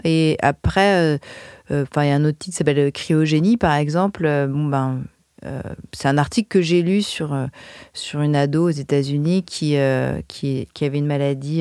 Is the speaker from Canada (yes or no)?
no; France; quand on est français et qu'on écrit en anglais